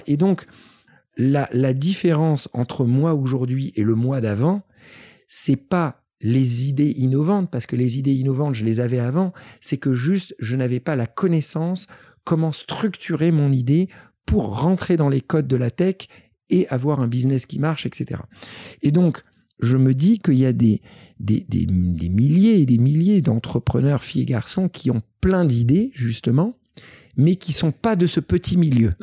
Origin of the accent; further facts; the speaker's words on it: Paris, Île-de-France, France; je suis en tant que Parisien